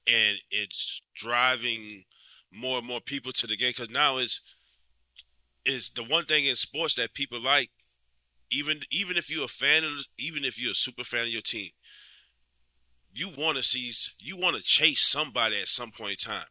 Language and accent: English; Louisiana, United States; this is my hometown. This is this is where I'm from